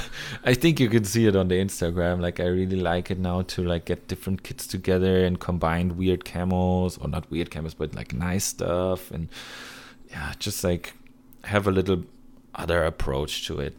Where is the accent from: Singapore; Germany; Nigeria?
Germany; my home country